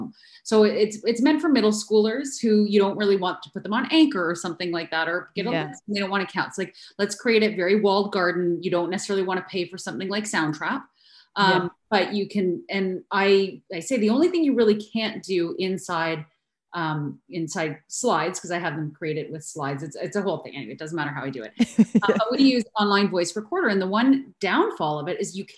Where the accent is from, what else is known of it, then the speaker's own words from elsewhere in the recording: Canada; I'm Canadian